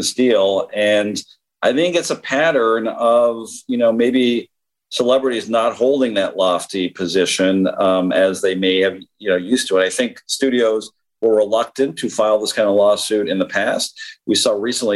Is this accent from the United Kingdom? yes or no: no; Canada; As a Canadian, as a very proud Canadian